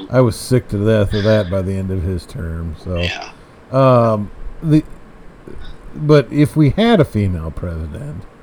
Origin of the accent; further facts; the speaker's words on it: United States; I'm an American